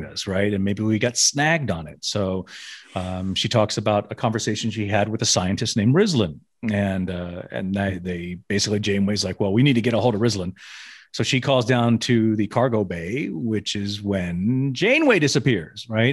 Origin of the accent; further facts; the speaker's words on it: Memphis, Tennessee, United States; now in Las Vegas, United States; growing up in Memphis, Tennessee